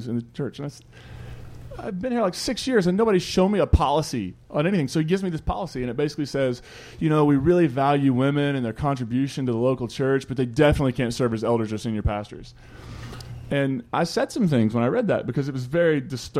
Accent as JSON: {"language": "English", "region": "Eastern Kentucky", "country": "United States", "also_born_or_lived": "West Virginia", "said": "I'm from Eastern Kentucky, West Virginia area"}